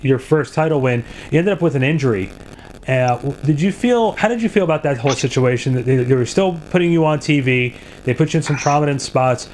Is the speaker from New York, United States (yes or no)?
no; New Jersey, United States; I was from Jersey